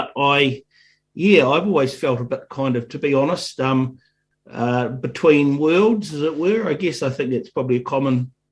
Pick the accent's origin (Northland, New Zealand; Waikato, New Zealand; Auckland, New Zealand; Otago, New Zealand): Otago, New Zealand; Dunedin; I grew up in Dunedin